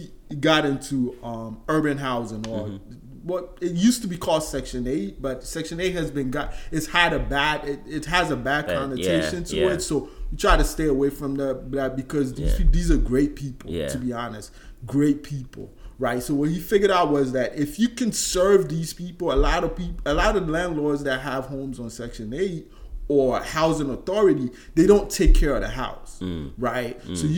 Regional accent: Georgia, United States; I remember I told you I grew up in Georgia, right? And then we left.

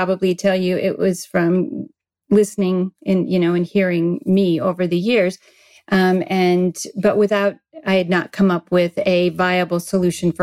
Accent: Midwest, United States; moved away as an adult; also born or lived in Arizona; now in San Diego, United States; I was raised in the Midwest on a farm

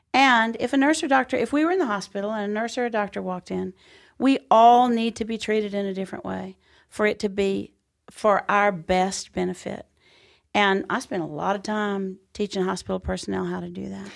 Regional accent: Texas, United States; we're in Texas and I'm home

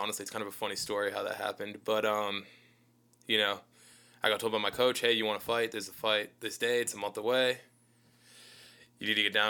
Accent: Boston, Massachusetts, United States; moved away as an adult; now in Los Angeles, United States; I'm from Boston.

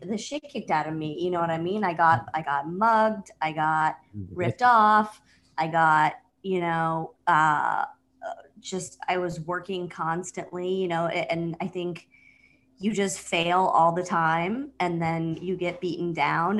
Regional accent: Vancouver, British Columbia, Canada; moved away as an adult; now in Brooklyn, United States; I grew up in Vancouver proper. I grew up in downtown Vancouver.

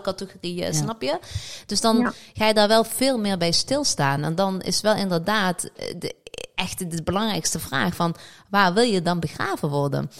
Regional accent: Morocco; bij ons als Marokkanen zijnde

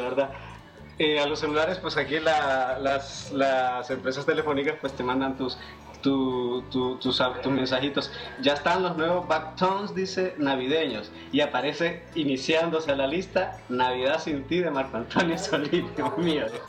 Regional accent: El Paraíso, Honduras; now in Tegucigalpa, Honduras; Yo soy originario del departamento del Paraíso, municipio del Paraíso

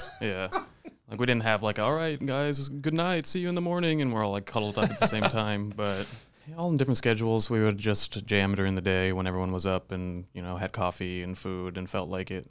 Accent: Calabasas, California, United States; I grew up in Calabasas.

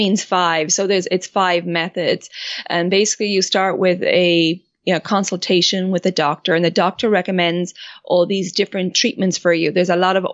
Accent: Ireland; moved away as an adult; also born or lived in France; I grew up in Ireland and then traveled a bit

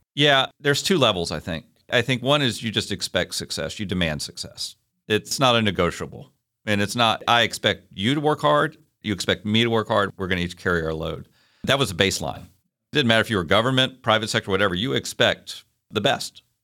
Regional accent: Hopewell, Virginia, United States; moved away as an adult; also born or lived in Idaho / Kentucky; now in Chattanooga, United States; I grew up a little bit south of Richmond, Virginia, a little town called Hopewell

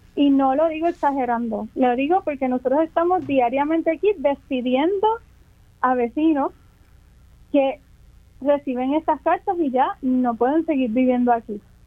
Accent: Puerto Rico; yo elijo como puertorriqueña que amo esta tierra

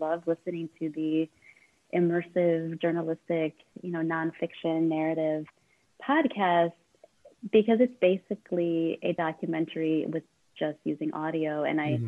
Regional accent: Chicago, Illinois, United States; moved away as an adult; now in Baltimore, United States; I'm from the Chicago area, and I moved to Baltimore to teach at CCBC

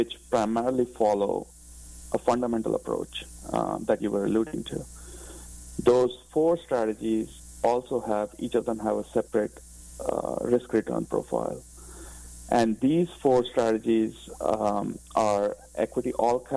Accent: India; moved away as an adult; also born or lived in United Kingdom; now in United States; I grew up in India, but have been living in the U.S. for the past 20 years.

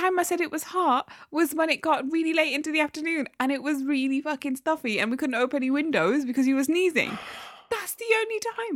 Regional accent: Newcastle upon Tyne, North East England, United Kingdom; I'm from Newcastle.

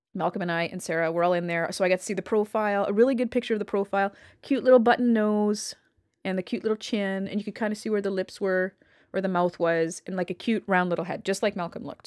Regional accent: Canada; I'm Canadian

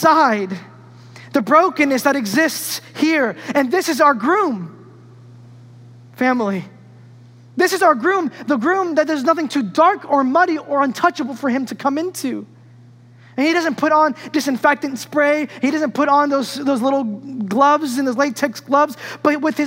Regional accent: New York, United States; when I grew up in New York

